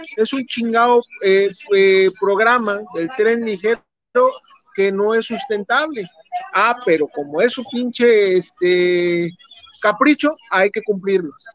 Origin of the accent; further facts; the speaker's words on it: Mexico; somos mexicanos